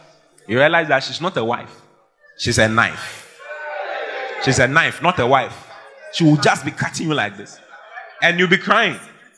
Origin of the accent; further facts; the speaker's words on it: Asaba, Delta, Nigeria; I'm from Oda Asankregoa. I'm from Asaba in Nigeria. I'm from Delta State, where even though we have oil, there's no money.